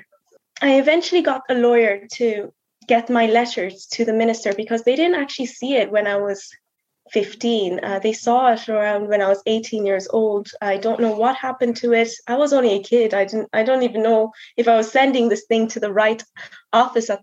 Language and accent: English; Mayo, Connacht, Ireland; also born or lived in South Africa; I'm from Mayo